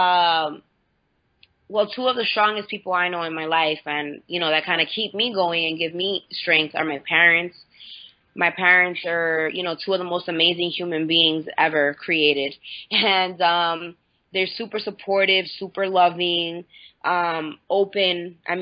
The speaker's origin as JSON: {"language": "English", "town": "Santiago de los Caballeros", "region": "Santiago", "country": "Dominican Republic", "tie": "born or raised there", "also_born_or_lived": "New York, United States", "moved": "yes", "said": "I grew up in the Dominican Republic and New York"}